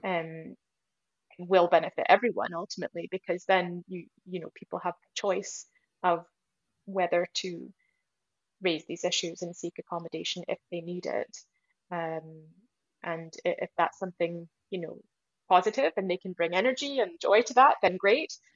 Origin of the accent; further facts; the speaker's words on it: United States; moved away; I grew up in America